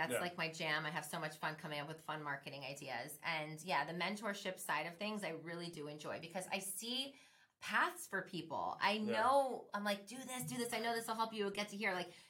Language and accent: English; Miami, Florida, United States; now in Orlando, United States; I'm from Miami, I'm living in Orlando now.